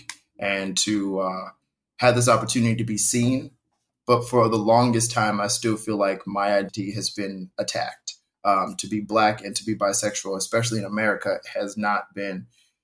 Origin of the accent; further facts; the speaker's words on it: Indianapolis, Indiana, United States; now in New York City, United States; I'm originally from Indianapolis, Indiana, but I now live in New York City